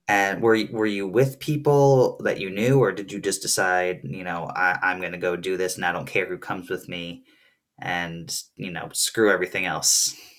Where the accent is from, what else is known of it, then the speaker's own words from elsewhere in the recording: New Jersey, United States; now in Burlington, Vermont, United States; I grew up in New Jersey